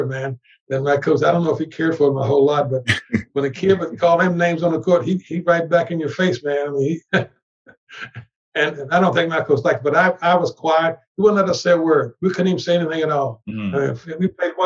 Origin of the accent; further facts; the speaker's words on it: Tennessee, United States; I'm from Tennessee